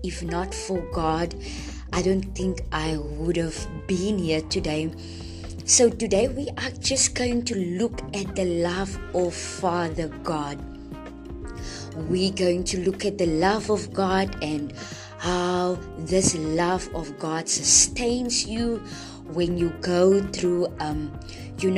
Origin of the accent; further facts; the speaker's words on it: Friedendal, South Africa; I am from Friedendal. And Friedendal is a small town, where I grew up